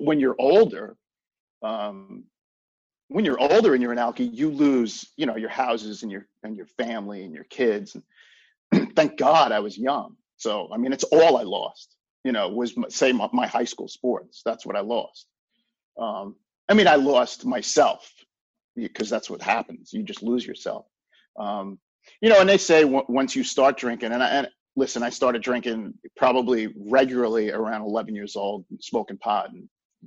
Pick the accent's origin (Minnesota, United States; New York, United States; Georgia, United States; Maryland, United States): New York, United States; Long Island; I grew up on Long Island, so we had lacrosse when I was a kid